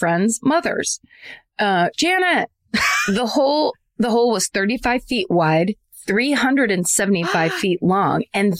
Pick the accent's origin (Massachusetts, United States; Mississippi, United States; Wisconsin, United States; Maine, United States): Mississippi, United States; Meridian; But anyway, I'm going to go with I'm from Meridian, Mississippi.